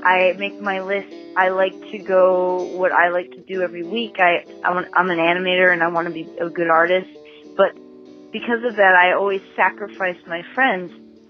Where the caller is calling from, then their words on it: Burbank, California, United States; calling from Burbank, California.